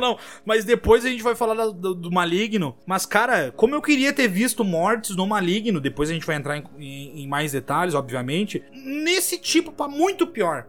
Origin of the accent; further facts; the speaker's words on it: São Pedro do Sul, Rio Grande do Sul, Brazil; moved away as an adult; São Pedro do Sul é na cidade que a gente nasceu no Rio Grande do Sul